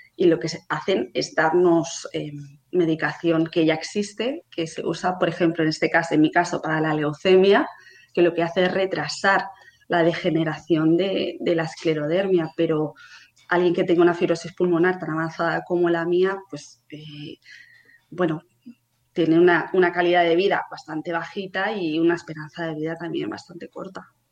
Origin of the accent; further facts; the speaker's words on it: Barcelona, Catalonia, Spain; tengo 31 años, hace poquito que los cumplí, soy de Barcelona